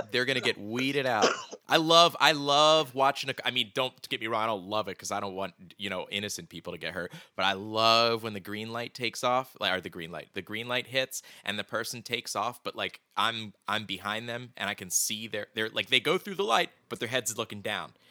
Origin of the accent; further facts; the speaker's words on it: Philadelphia, Pennsylvania, United States; we're both from Phil, the Philadelphia area